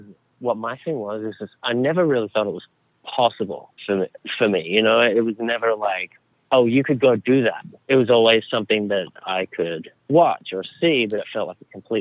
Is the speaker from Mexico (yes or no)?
no; Australia; I grew up in Australia